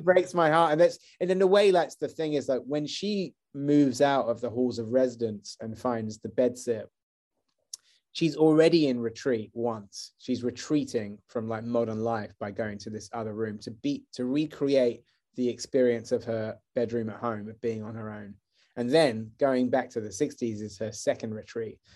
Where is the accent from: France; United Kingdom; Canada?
United Kingdom; Wells, South West England; moved away as an adult; also born or lived in London; I grew up in Wells